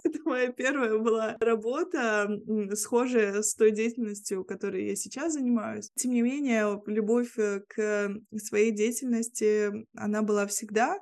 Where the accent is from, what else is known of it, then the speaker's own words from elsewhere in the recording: Vilnius, Vilnius County, Lithuania; first language Russian; я живу в Вильнюсе, в Литве, а, здесь родилась